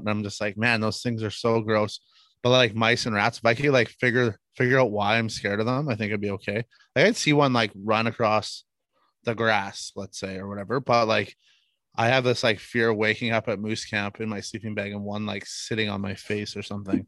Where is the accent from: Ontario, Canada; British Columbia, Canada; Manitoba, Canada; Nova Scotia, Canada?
Manitoba, Canada; we're from Manitoba. Uh, I live in the western part of Manitoba, uh, in a town or a city called Brandon